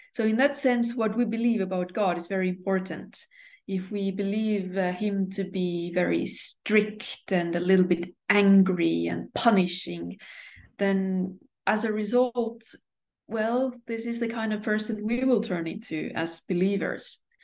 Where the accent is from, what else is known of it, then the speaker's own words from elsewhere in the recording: Estonia; moved away as an adult; now in Sweden; I come from Estonia